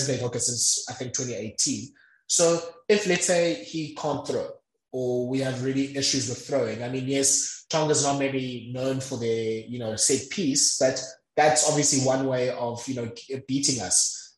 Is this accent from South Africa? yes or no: yes; South Africa; So, yeah, I think as a South African rugby watcher, you look at that squad and I think there's a bit of heavy breathing.